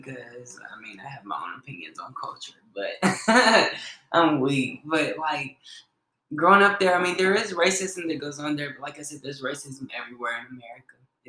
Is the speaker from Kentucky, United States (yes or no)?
yes; Henderson, Kentucky, United States; Yeah. Oh, it's a very, very small town in Kentucky. Like I said, it's a very small town. Like, Henderson is like this.